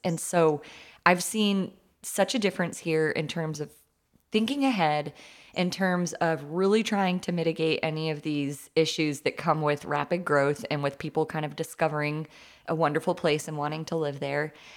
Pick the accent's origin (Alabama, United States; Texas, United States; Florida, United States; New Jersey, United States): Texas, United States; Tyler; moved away as an adult; also born or lived in San Diego, California; now in Fayetteville, United States; I grew up in Tyler, Texas, which is about six hours from Fayetteville